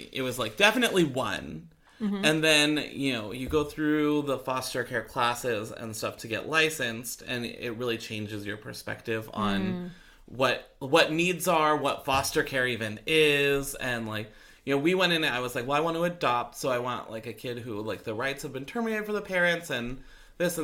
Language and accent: English; Orange County, California, United States; I grew up in Orange County